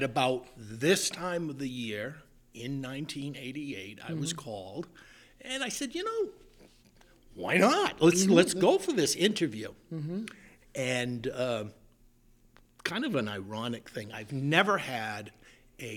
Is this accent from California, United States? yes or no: no; Central Maine, United States; moved away as an adult; also born or lived in Boston / Connecticut; I am a Maine native, Central Maine